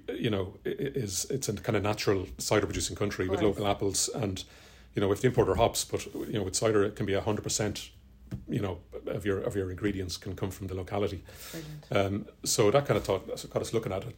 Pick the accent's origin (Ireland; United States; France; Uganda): Ireland; Bagenalstown, County Carlow; I'm from Bagnestown originally.